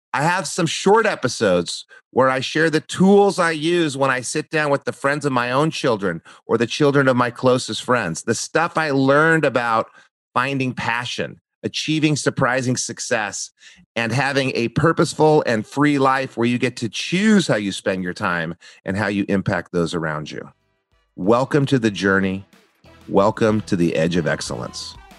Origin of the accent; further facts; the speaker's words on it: New Mexico, United States; moved away as an adult; also born or lived in Santa Barbara, California; I grew up in New Mexico